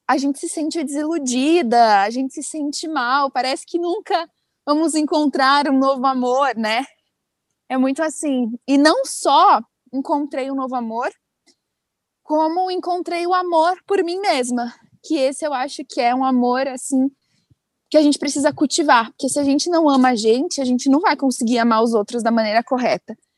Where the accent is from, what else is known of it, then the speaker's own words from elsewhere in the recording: Amparo, São Paulo, Brazil; also born or lived in United States; eu sou do interior de São Paulo, uma cidadezinha, de uma cidadezinha chamada Amparo